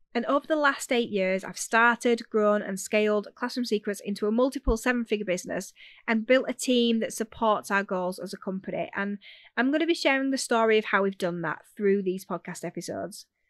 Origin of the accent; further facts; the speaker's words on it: Yorkshire and the Humber, United Kingdom; accent: Yorkshire; I'm a Yorkshire girl if you haven't figured that out yet. So you'll have to bear with the accent